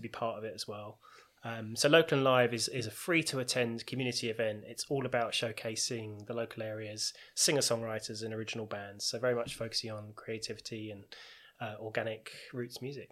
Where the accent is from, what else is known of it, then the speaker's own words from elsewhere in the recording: Tunbridge Wells, South East England, United Kingdom; I'm from Tunbridge Wells, born and bred